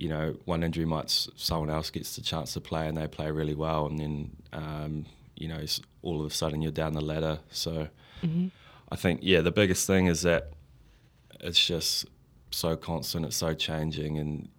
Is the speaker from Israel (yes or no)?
no; Christchurch, Canterbury, New Zealand; Yeah, well, I was from Christchurch, obviously, so those were the teams that I supported.